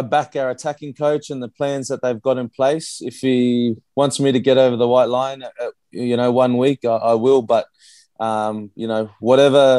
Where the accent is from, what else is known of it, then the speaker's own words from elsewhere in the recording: Brisbane, Queensland, Australia; moved away as an adult; also born or lived in Christchurch, New Zealand; now in Perth, Australia; I grew up in Brisbane at South Magpies Rugby Club